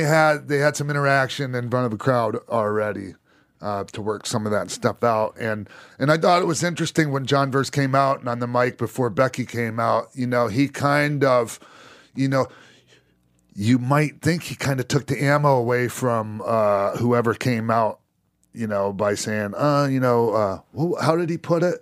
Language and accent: English; Minnesota, United States; also born or lived in Florida; I grew up, you know, partly in Minnesota